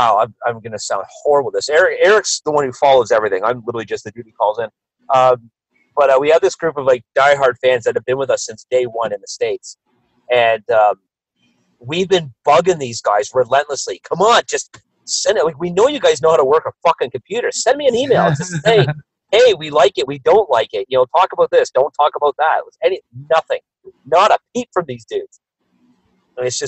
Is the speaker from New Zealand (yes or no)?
no; Canada; there's a TV show that we grew up in Canada called Degrassi Junior High